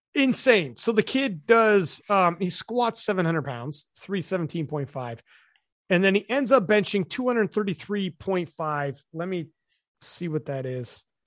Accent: Canada; I'm Canadian

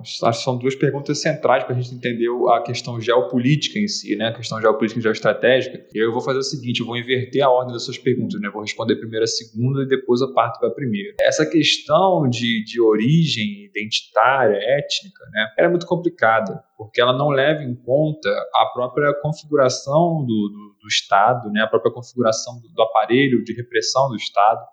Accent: Brazil; nós aqui, né, como brasileiros

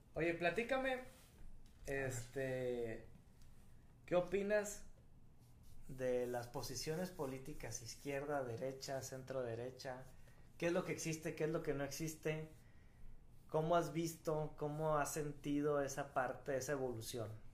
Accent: Mexico; todos los mexicanos somos nacionalistas

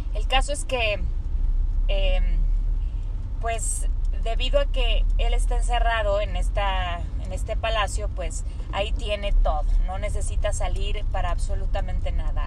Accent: Mexico; nosotros como mexicanos

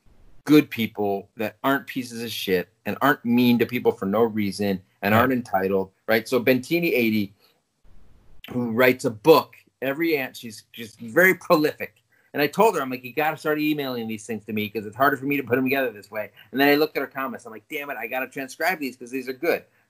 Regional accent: New Haven, Connecticut, United States; I grew up in the New Haven area

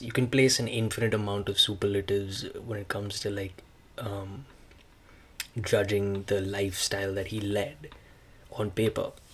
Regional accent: India; now in Canada; being Indian

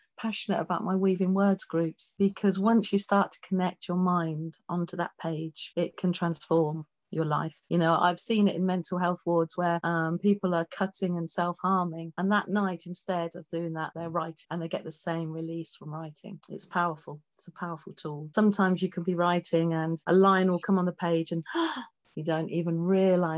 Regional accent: England, United Kingdom; also born or lived in Tripoli, Libya; I was born in Tripoli in Libya. And when we came back to England

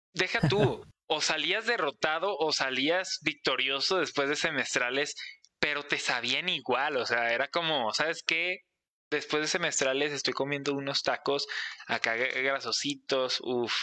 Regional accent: Mexico; soy mexicano

